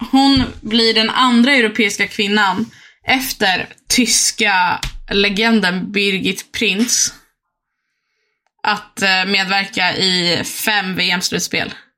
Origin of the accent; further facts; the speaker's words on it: Uppsala, Uppsala County, Sweden; vi är från Uppsala